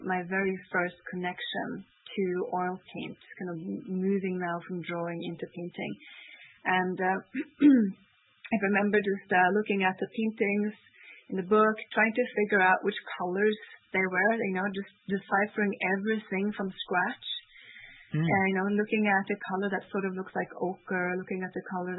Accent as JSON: {"language": "English", "country": "Norway", "also_born_or_lived": "Canada", "moved": "yes", "said": "I would come to Norway, which is my home country, for summer vacation"}